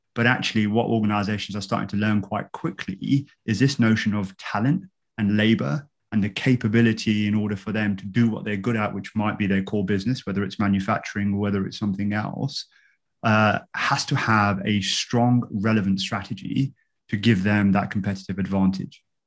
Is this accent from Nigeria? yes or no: no; London, United Kingdom; now in Woking, United Kingdom; I grew up in London uh, and uh, I'm currently living with my wife in Woking.